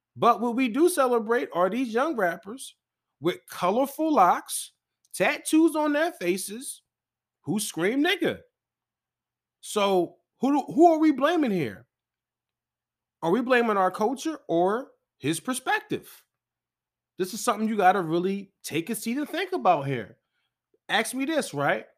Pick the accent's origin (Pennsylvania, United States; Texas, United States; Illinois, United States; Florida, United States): Pennsylvania, United States; Philadelphia; I'm from Philly